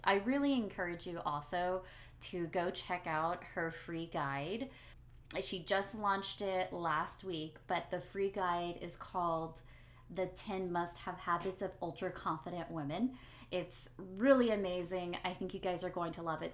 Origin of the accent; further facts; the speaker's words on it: Beaumont, Texas, United States; I'm born and raised in Texas